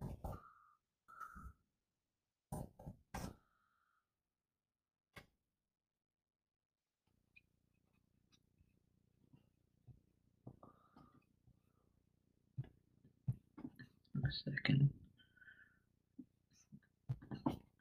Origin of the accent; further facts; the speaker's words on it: Scotland, United Kingdom; I'm Scottish